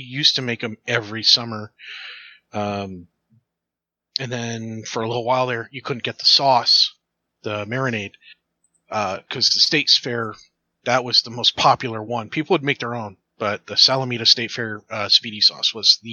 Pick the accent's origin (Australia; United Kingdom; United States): United States; New York; I grew up in New York